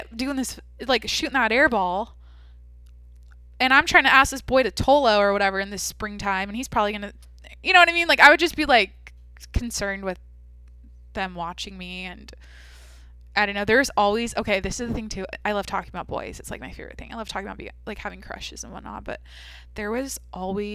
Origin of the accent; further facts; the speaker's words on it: Mount Vernon, United States; when I think of Mount Vernon, when I think of my high school, when I think of like my childhood